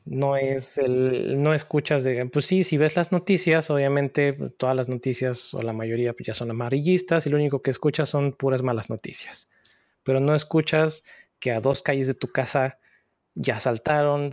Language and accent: Spanish; Puebla, Mexico; moved away; también soy de Puebla, de México.